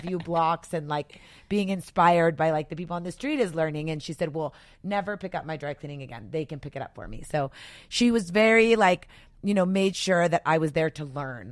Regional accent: El Paso, Texas, United States; moved away as an adult; also born or lived in Tucson; growing up in El Paso, yes, there were more girls that looked like me

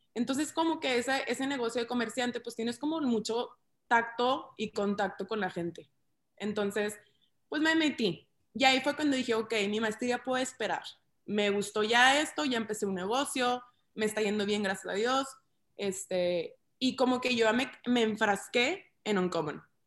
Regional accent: Ciudad Juárez, Chihuahua, Mexico; also born or lived in Monterrey; soy de Ciudad Juárez, Chihuahua

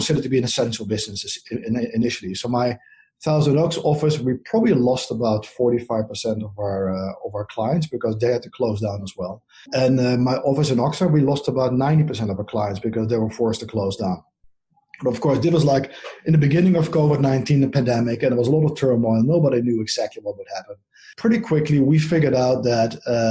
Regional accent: Netherlands; accent: Dutch; moved away as an adult; now in United States; My accent is from the Netherlands, so I moved here about 10 years ago.

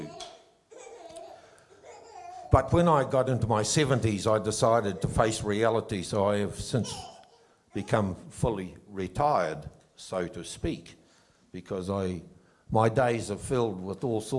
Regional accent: Gore, Southland, New Zealand; moved away as an adult; now in Middlemarch, New Zealand; I was born in Gore

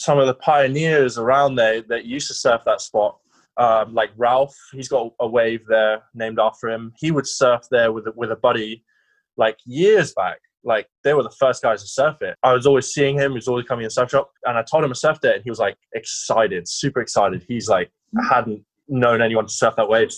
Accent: Sidmouth, South West England, United Kingdom; moved away; I grew up in Sidmouth, and before that we had a lot of childhood issues, like going around the world, my parents and all that kind of stuff. But we ended up in Sidmouth

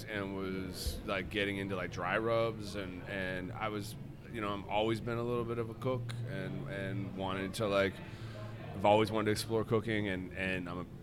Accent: Colorado, United States; I grew up in Colorado, right?

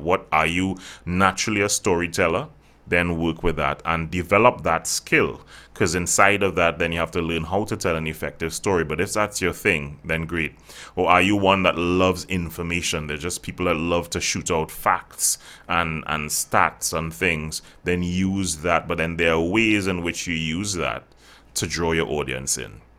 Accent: Trinidad & Tobago; I actually born and bred right here in the Caribbean, so it's, it's pretty good. I, I've traveled, but I haven't stayed there. Uh, so yeah, I'm from Trinidad

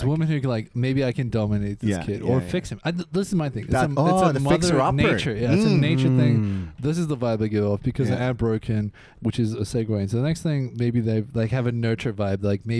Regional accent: South Africa; now in Switzerland; I grew up in South Africa

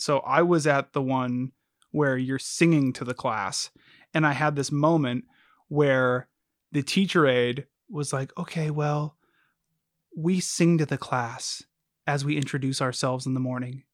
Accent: United States; we're American

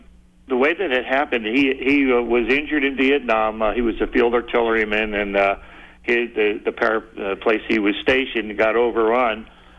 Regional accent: New Jersey, United States; moved away as an adult; also born or lived in Detroit, Michigan; now in South Carolina, United States; Well, I'm actually a Yankee. I'm from New Jersey. That's where I grew up. Went to high school and all of that.

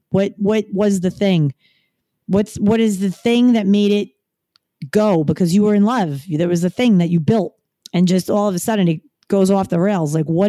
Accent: New York, United States; accent: New York; moved away as an adult; also born or lived in northern New Jersey; now in Miami, United States; it was all right when I lived there, but I was born and raised in New York. And I, you know, made the decision to move to New Jersey because he wanted me to.

